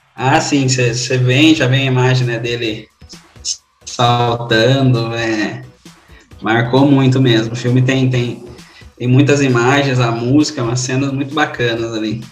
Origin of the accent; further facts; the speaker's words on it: Brazil; A gente como brasileiro